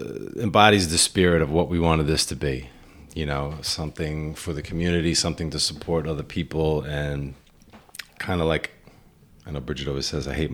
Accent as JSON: {"language": "English", "town": "Westbury", "region": "New York", "country": "United States", "tie": "born or raised there", "also_born_or_lived": "Smithtown, New York / Garden City, New York", "said": "I grew up in Westbury, New York. On Long Island, for those of you not familiar."}